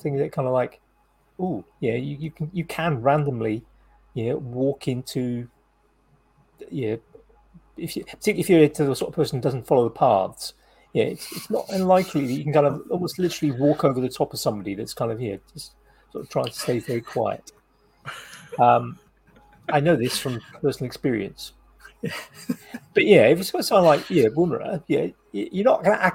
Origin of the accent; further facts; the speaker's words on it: South Wales, United Kingdom; I grew up in South Wales